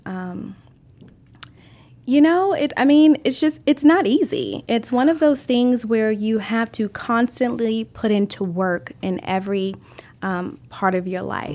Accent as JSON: {"language": "English", "region": "Maryland", "country": "United States", "tie": "born or raised there"}